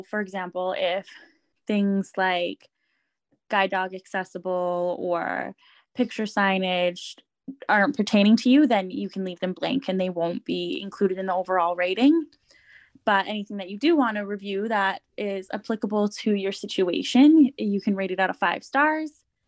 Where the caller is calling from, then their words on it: Edmonton, Alberta, Canada; I'm joining from Edmonton, Alberta, which is Treaty 6 territory